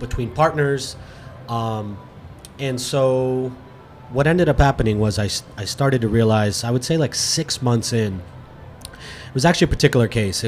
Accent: Fort Lauderdale, Florida, United States; also born or lived in Miami / Orlando / Gainesville; I'm a South Florida native. I was born in Miami, raised in Fort Lauderdale

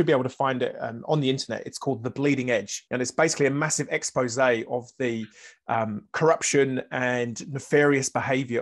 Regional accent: Wales, United Kingdom; now in New Zealand; I'm currently based, but I'm originally Welsh

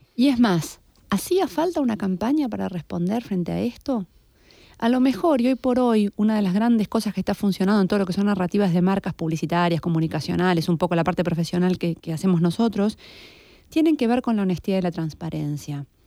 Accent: Argentina; Yo también estoy perdida siendo argentina

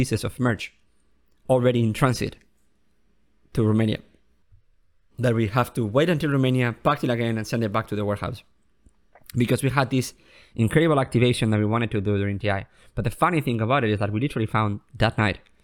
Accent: United States; I have Spanish and I'm American

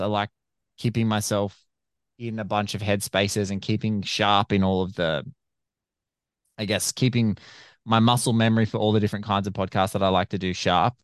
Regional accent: Australia; I'm an Aussie podcaster

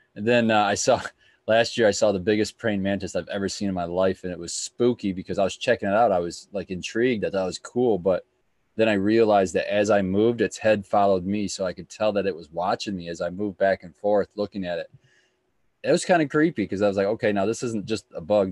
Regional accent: Michigan, United States; also born or lived in Texas; growing up in Michigan

